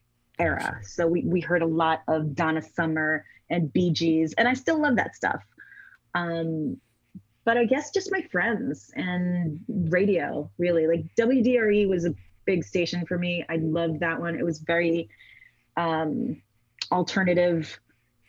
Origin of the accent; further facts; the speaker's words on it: Trinidad & Tobago; My parents listened to old Calypso music, which I also love. I mean, we're from Trinidad, so like